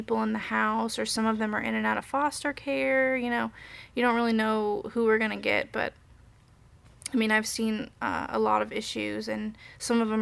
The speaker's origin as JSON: {"language": "English", "town": "Indianapolis", "region": "Indiana", "country": "United States", "also_born_or_lived": "Japan / South Korea", "lives_now": "Bloomington, United States", "said": "I'm from Indianapolis, but I've been living in Bloomington I lived here for like 6 years"}